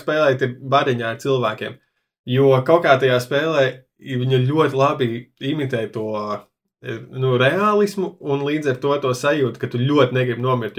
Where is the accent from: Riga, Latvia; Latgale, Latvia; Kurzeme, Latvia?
Riga, Latvia; es uzaugu mikrorajonā, Juglā, kur ir diezgan daudz krievu valodīgie.